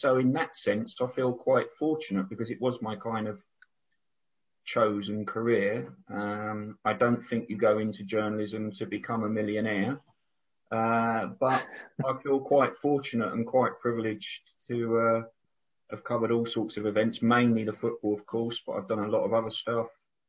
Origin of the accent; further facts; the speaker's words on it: Brighton, South East England, United Kingdom; Yeah, I'm a Brighton boy. I was brought up in Wooding Dean.